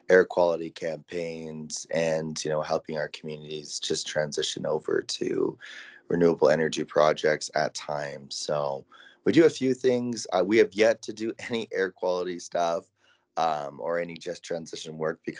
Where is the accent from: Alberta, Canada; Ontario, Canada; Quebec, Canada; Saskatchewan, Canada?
Alberta, Canada; Tsuut'ina Nation; I'm originally from Tsuut'ina Nation, Alberta, Canada